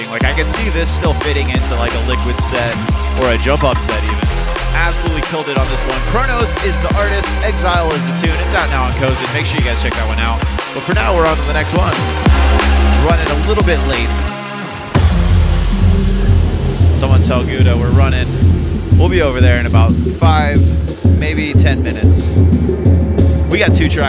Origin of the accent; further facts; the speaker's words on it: Florida, United States; from the great state of Florida, my hometown. My home state, I guess. Not my hometown.